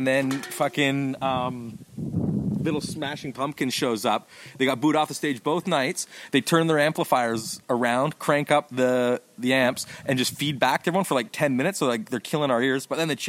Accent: Toronto, Ontario, Canada; now in Los Angeles, United States; I went to North Toronto.

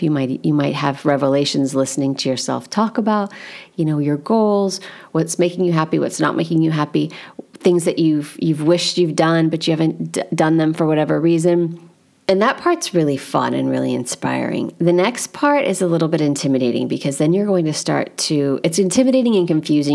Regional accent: United States; as an American

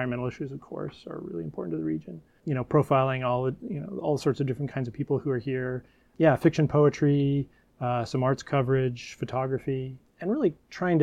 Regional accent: Bremerton, Washington, United States; I was born and raised in Bremerton, went to high school there

